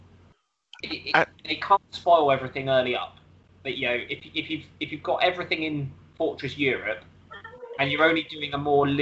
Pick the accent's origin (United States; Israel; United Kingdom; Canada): United Kingdom; I'm British.